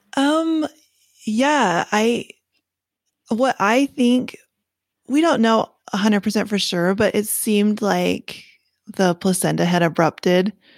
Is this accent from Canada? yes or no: yes; Canada; now in United States; I'm from Canada, um, but I live in the States now